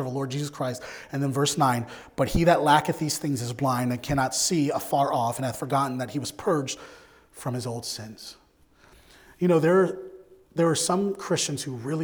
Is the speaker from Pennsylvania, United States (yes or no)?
yes; Philadelphia, Pennsylvania, United States; I grew up in Philadelphia.